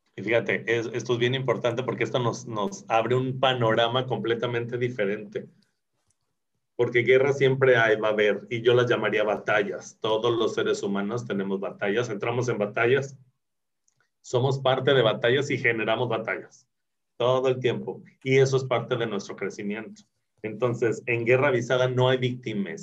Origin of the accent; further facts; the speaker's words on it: Mexico; como buenos mexicanos